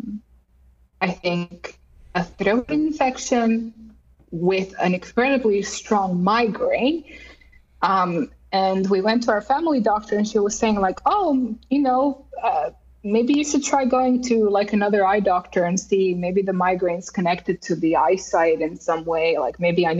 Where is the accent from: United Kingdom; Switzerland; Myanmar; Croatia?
Croatia; moved away as an adult; now in Finland; I grew up in Croatia as an only child